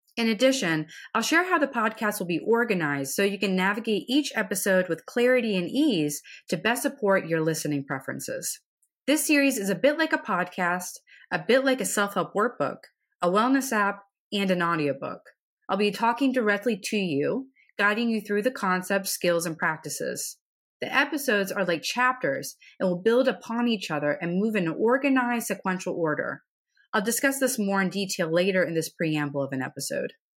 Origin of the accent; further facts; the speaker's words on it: central Pennsylvania, United States; To be from central Pennsylvania